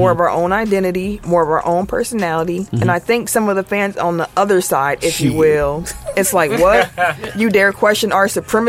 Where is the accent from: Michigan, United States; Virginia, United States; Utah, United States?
Michigan, United States; Detroit; I never been to a place where you had two teams in the town. I'm from Detroit. Everyone a Pistons fan.